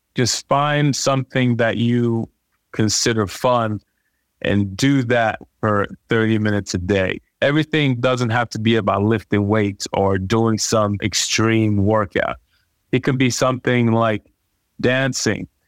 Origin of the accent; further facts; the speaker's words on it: Nigeria; growing up in Nigeria